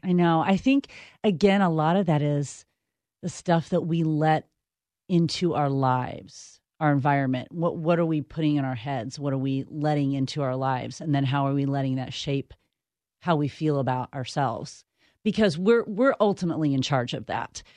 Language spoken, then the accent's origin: English; Midwest, United States; growing up in the Midwest